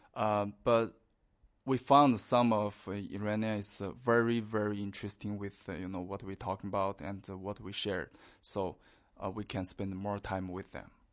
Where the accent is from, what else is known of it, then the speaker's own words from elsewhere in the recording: China; we are Chinese.